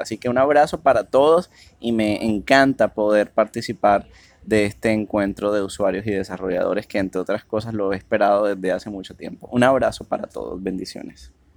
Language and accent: Spanish; Cartagena, Bolívar, Colombia; soy de la ciudad de Cartagena, Colombia